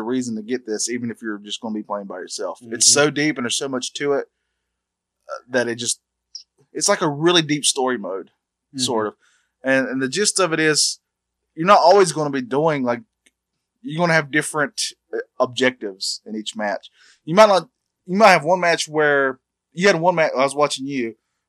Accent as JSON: {"language": "English", "region": "North Carolina", "country": "United States", "tie": "born or raised there", "said": "we're both born and bred in North Carolina."}